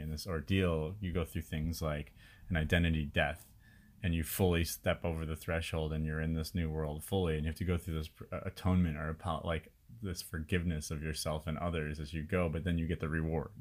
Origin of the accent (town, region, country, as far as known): Chicago, Illinois, United States; moved away as an adult; also born or lived in India